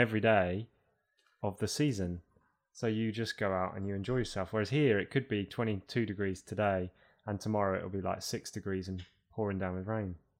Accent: United Kingdom; also born or lived in Toronto, Canada

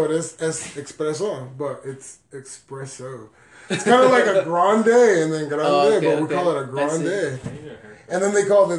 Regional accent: Ireland; I'm from Ireland.

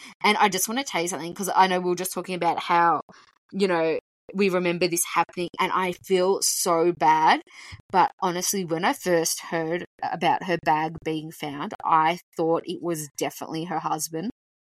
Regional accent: Melbourne, Victoria, Australia; we're from Melbourne.

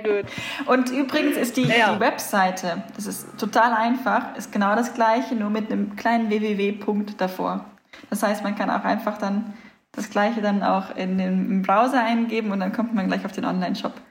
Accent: Germany; moved away as an adult; now in Sicily, Italy; wir als Deutsche

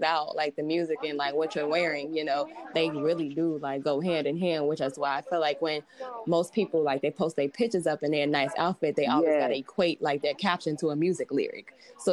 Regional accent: Chicago, Illinois, United States; moved away as an adult; now in New York, United States; I'm originally from Chicago, actually. And I moved out to New York to get my master's

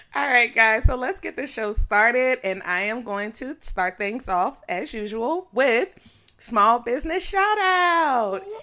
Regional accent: DMV area, Virginia, United States; The D M V area

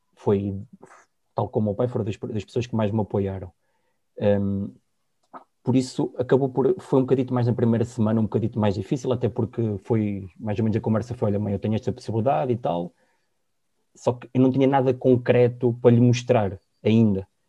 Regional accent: Sangalhos, Centro, Portugal; moved away as an adult; also born or lived in Porto / Germany; eu sou da zona de Sangalhos, vivo na minha uhum. ilhada, na terra de Leitão, e fui com 17 anos, 18 fui para o Porto

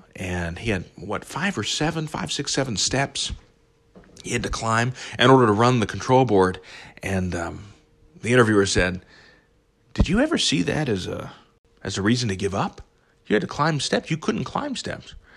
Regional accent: Belpre, Ohio, United States; I grew up, you know, as you know, in southeastern Ohio, I grew up in Belpre

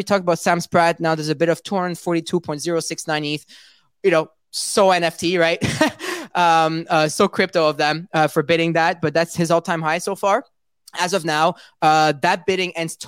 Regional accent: Montreal, Quebec, Canada; I'm from Montreal too

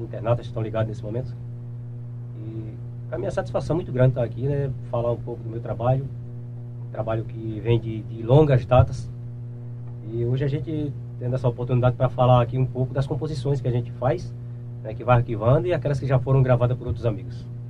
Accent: Ferreiros, Pernambuco, Brazil; eu sou natural da cidade de Ferreiros, é, é, sou do Engenho Bonfim, né? Que é município de Ferreiros.

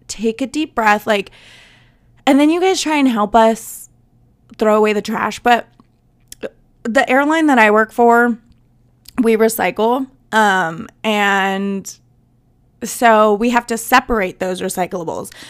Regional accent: Southwest, United States; I am from the South, but I'm, like, from the Southwest

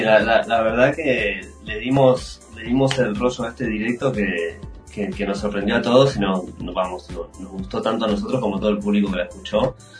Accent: Buenos Aires, Argentina; moved away as an adult; also born or lived in Europe; yo soy, de Buenos Aires, soy argentino

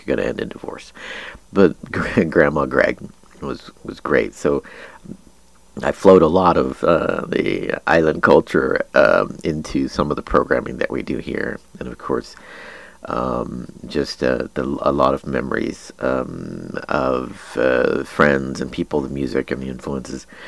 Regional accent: Junction City, Kansas, United States; also born or lived in Chinon, France; after I grew up in Junction City, I graduated from St. Xavier's High School

